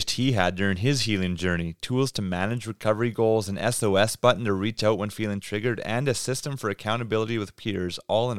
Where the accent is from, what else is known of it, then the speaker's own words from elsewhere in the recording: Canada; That's how you know we're Canadian, because Braden says St. Louis.